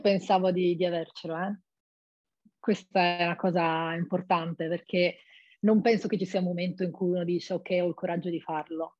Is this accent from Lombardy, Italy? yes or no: no; Monfalcone, Friuli-Venezia Giulia, Italy; moved away as an adult; now in Rome, Italy; sono di Monfalcone, ho 25